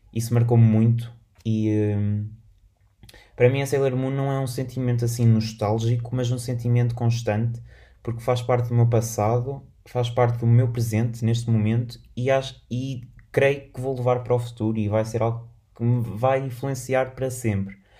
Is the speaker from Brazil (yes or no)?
no; Portugal; sou, sou, português, moro em Portugal